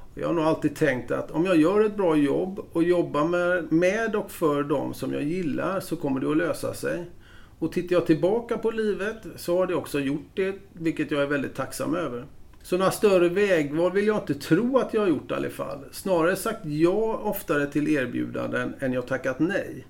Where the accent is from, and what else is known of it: Gothenburg, Västra Götaland, Sweden; born or raised there; moved away as an adult; now in Stockholm, Sweden